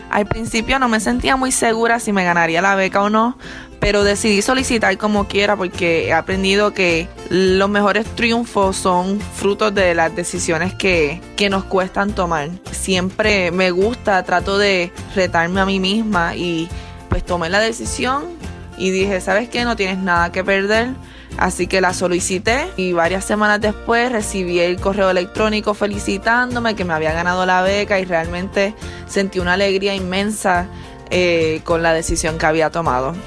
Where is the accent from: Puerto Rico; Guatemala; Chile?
Puerto Rico; now in Arizona, United States; Al ser latina, nacida y criada en Puerto Rico, cuando me mudé a Arizona